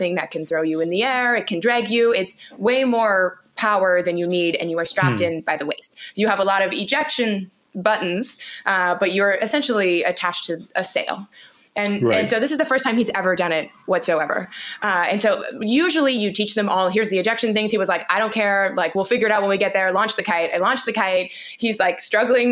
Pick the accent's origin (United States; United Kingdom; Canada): Canada; I'm from Canada, born and raised in Canada